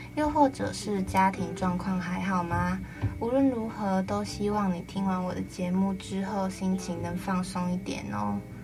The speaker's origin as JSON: {"language": "Chinese", "region": "Penghu County", "country": "Taiwan", "moved": "yes", "said": "就我可能回去澎湖的时候"}